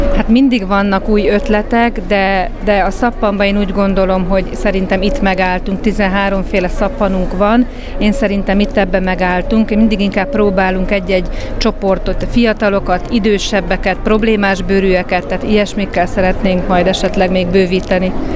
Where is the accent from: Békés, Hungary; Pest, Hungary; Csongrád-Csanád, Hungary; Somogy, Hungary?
Pest, Hungary; Gödöllő; gödöllőiek vagyunk